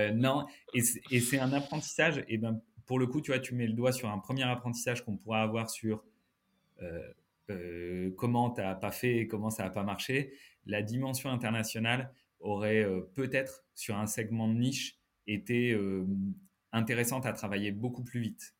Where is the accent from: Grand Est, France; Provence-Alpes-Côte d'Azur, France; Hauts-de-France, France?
Hauts-de-France, France; Lille; moved away as an adult; also born or lived in Paris; Je suis ch'ti lillois depuis la naissance